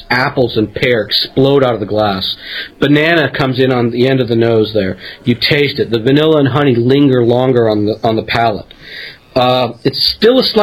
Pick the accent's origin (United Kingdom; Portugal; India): India; now in United States; I'm from India